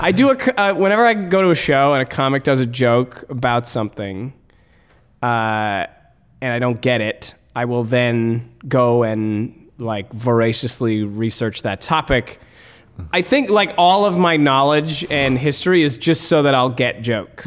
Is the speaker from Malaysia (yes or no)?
no; Canada; as Canadian comedians